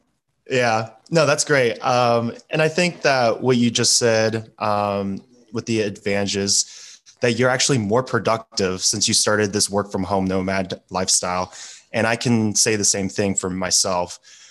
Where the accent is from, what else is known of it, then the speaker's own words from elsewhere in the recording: United States; I'm American, I'm a gringo